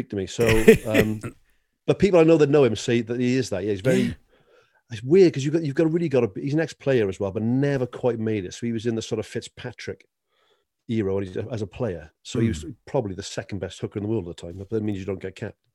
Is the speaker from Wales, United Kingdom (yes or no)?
yes; Wales, United Kingdom; as a Welsh rugby fan